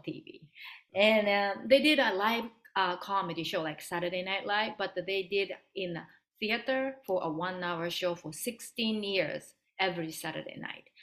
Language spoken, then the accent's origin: English; Japan; English is a second language; moved away; also born or lived in San Francisco; growing up in Japan